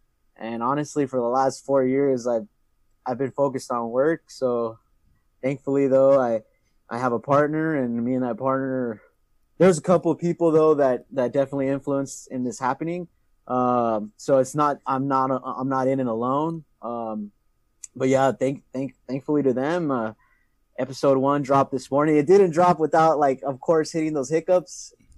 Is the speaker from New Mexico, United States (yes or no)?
no; San Diego, California, United States; also born or lived in Imperial Valley; I'm an Imperial High School alumni. Shout out to the IHS. I did grow up some part of my life in San Diego.